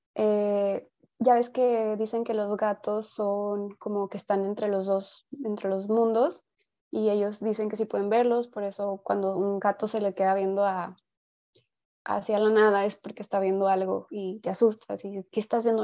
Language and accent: Spanish; Mexico; como cultura mexicana